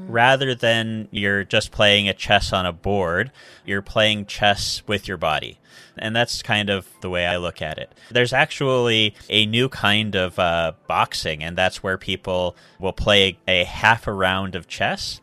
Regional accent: United States; moved away as an adult; also born or lived in Seattle / China; now in Japan; I grew up in a really small town in America

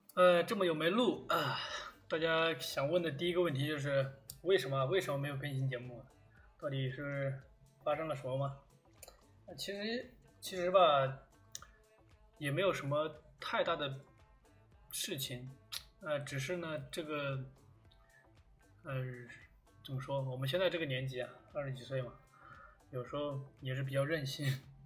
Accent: China; moved away; 我们这种中国，中国学生喜欢抱团的这种天性

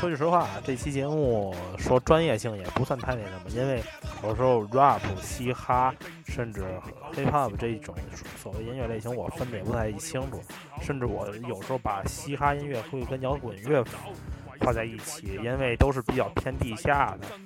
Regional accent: Tianjin, China; accent: Tianjin dialect; 我们天津话

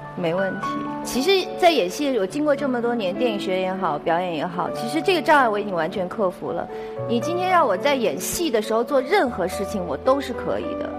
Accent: Beijing, China; 我小时候在北京市少年宫学的是书法

